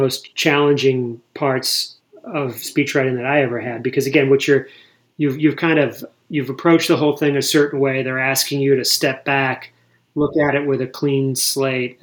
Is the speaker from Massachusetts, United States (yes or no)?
yes; Boston, Massachusetts, United States; moved away; I was born in Boston. I grew up in Massachusetts.